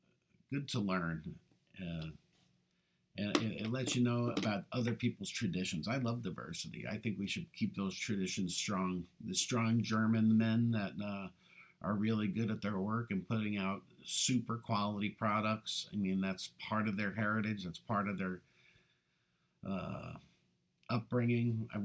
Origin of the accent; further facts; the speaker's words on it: Ireland; not focus on our weaknesses, because we're Irish. We know we got a lot of weaknesses.